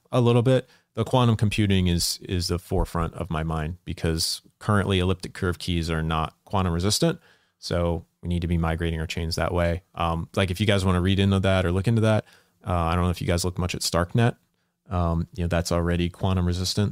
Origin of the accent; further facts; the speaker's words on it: Salisbury, Maryland, United States; I'm from the small town, Salisbury, Maryland